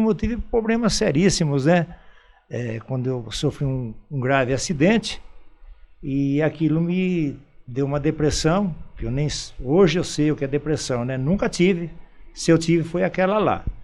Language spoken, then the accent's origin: Portuguese; Campinas, São Paulo, Brazil; now in Indaiatuba, Brazil; Eu vim de Campinas, né? No ano de 57 é, vim lá para a Fazenda Pimenta, que meu pai era arrendatário de olaria, né?